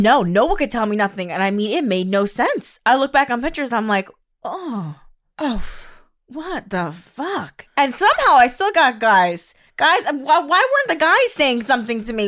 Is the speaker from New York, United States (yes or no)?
yes; New York, United States; growing up in New York